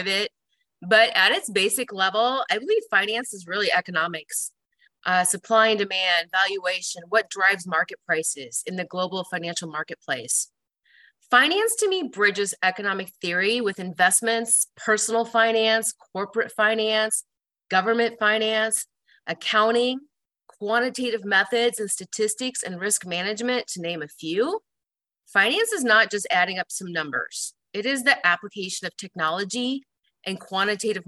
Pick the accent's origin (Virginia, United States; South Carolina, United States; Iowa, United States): Iowa, United States; Des Moines; moved away as an adult; also born or lived in Chicago, Illinois; now in Omaha, United States; I grew up in Des Moines, Iowa, and I attended Iowa State University